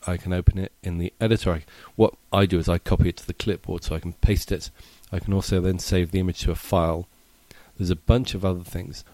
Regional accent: England, United Kingdom; now in United States; as an Englishman living in America

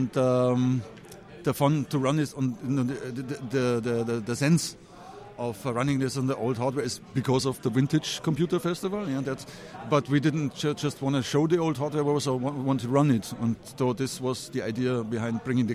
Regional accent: Munich, Bavaria, Germany; I'm a native Munich, not an American

